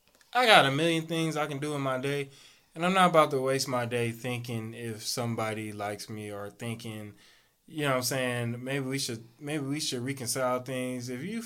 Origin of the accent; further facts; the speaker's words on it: California, United States; We're from California